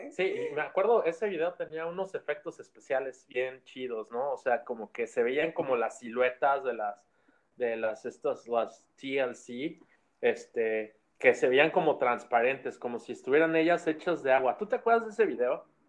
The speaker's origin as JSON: {"language": "Spanish", "country": "Mexico", "moved": "yes"}